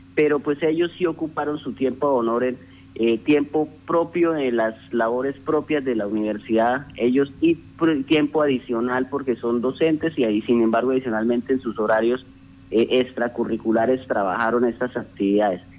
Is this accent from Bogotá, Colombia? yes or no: no; Casanare, Colombia; quienes somos hijos de Casanare